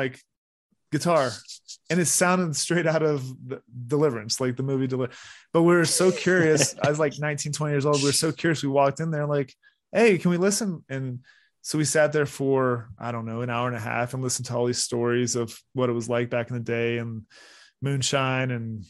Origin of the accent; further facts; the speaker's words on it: Florida, United States; also born or lived in West Virginia; when I went to college in West Virginia, you know, even though my family's from there, I grew up in Florida